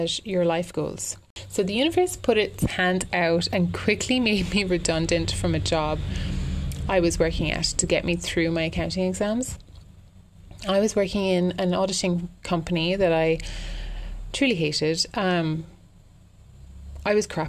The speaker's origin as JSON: {"language": "English", "country": "Ireland", "also_born_or_lived": "London", "said": "I'm an Irish girl"}